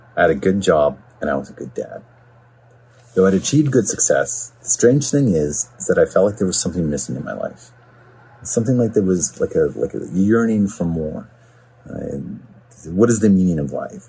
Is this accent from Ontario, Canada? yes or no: no; Smithers, British Columbia, Canada; also born or lived in Vancouver; now in Port Coquitlam, Canada; growing up in Smithers was a great place to be raised